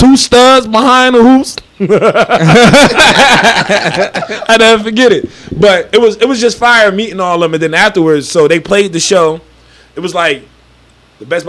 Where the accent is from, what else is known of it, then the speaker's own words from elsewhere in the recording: Trenton, New Jersey, United States; now in Mount Laurel, United States; I'm from Trenton, but I live in Mount Laurel now